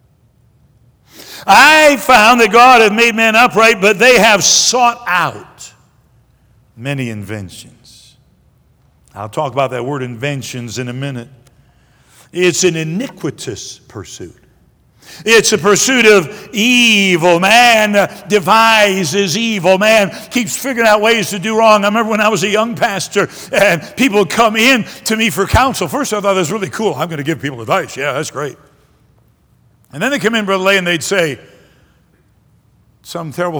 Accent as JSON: {"language": "English", "town": "Detroit", "region": "Michigan", "country": "United States", "tie": "born or raised there", "also_born_or_lived": "Greenville, South Carolina", "said": "We left when I was about 2 years old, and I grew up most of my life in Michigan. Moved to Detroit when I was in the middle of the first grade"}